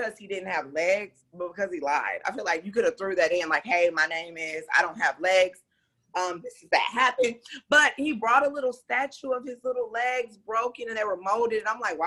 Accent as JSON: {"language": "English", "town": "Dallas", "region": "Texas", "country": "United States", "tie": "born or raised there", "also_born_or_lived": "Arkansas / Kansas", "moved": "as an adult", "lives_now": "Los Angeles, United States", "said": "I'm from Dallas. Yeah, I'm from Dallas. I mean, I was born in Arkansas"}